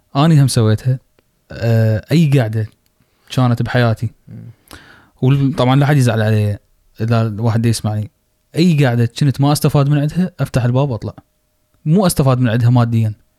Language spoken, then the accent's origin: Arabic; Iraq; عندنا بالعراق